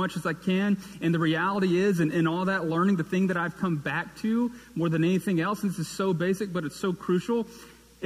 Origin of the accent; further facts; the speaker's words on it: Fort Payne, Alabama, United States; also born or lived in Birmingham, Alabama; now in Hoover, United States; I moved from Fort Payne, Alabama, in northeast corner of the state